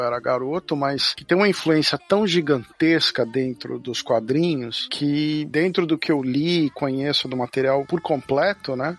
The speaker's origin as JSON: {"language": "Portuguese", "country": "Brazil", "moved": "as an adult", "said": "eu saí do Brasil em 2006"}